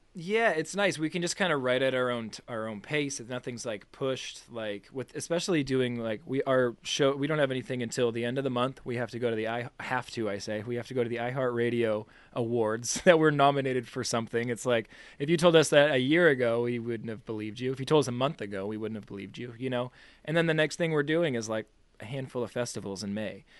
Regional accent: Boston, Massachusetts, United States; I'm from Boston

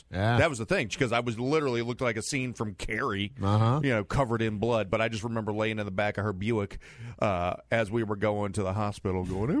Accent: Missouri, United States; I'm from Missouri, Dave.

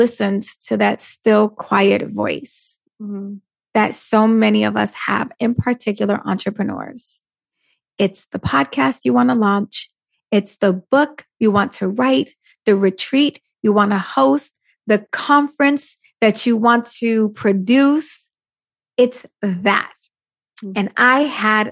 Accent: New York, United States; I'm Puerto Rican from New York, raised by a single mom.

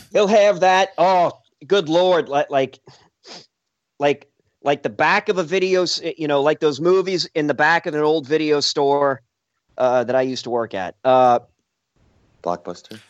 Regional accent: New Orleans, Louisiana, United States; now in St. Louis, United States; I'm from New Orleans

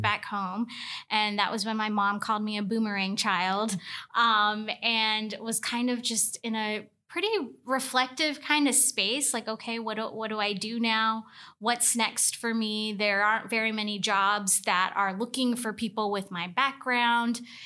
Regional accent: Tuscaloosa, Alabama, United States; I was from Tuscaloosa, and I didn't wanna go to the school in the backyard

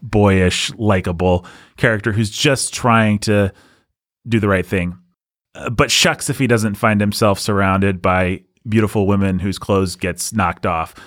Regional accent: United States; as an American

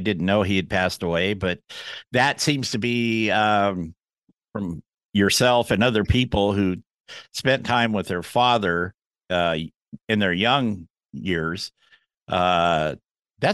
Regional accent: the Northwest, Pacific Northwest, United States; Did I tell you I'm from the Northwest?

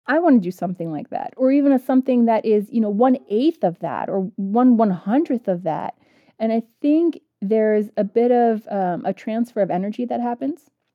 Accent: United States; I grew up in the United States with a mom who had graduated from Kabul University

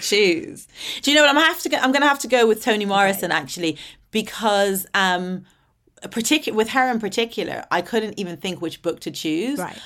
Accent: Ireland; also born or lived in Dublin / Atlanta, Georgia; growing up in Ireland

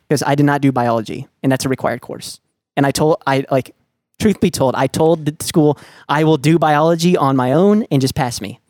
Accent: Dallas, Texas, United States; I was born and raised in Lake Highlands

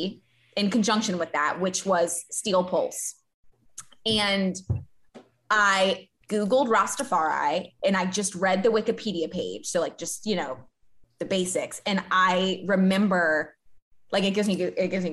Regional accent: Baton Rouge, Louisiana, United States; I grew up in Baton Rouge

